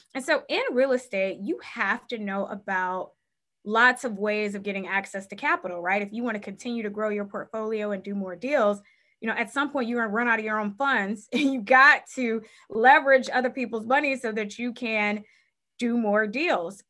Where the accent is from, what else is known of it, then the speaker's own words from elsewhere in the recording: Cleveland, Ohio, United States; I was born and raised in Cleveland, Ohio.